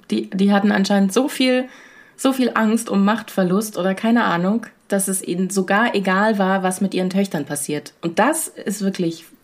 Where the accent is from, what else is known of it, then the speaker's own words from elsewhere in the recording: Southern Germany, Germany; moved away; Ich komme aus Süddeutschland.